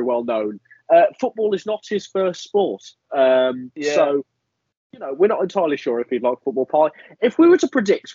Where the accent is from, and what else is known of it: Midlands, United Kingdom; born or raised there